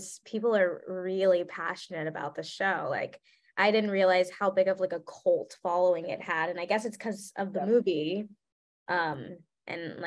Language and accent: English; the South, United States; I'm from the South.